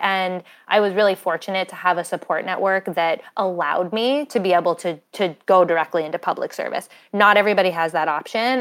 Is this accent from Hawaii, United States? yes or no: no; Windham, New Hampshire, United States; I grew up in Wyndham, New Hampshire, which is in southern New Hampshire